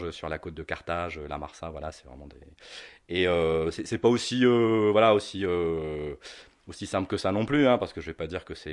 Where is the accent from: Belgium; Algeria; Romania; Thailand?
Algeria; also born or lived in London / Tunisia; now in France; je suis né à Londres. {S0} D'accord. {S1} Euh, J'y ai passé ma tendre enfance et le reste de mon enfance en Algérie